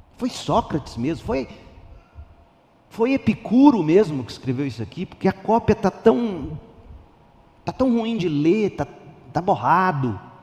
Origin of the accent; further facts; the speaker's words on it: Brazil; Eu não sou hebreu, sou brasileiro